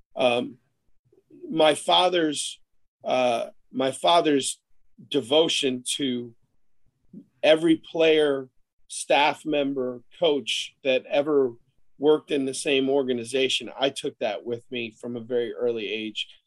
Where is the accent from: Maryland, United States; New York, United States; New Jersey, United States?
New York, United States; Buffalo Bills training camps; I grew up in the Buffalo Bills training camps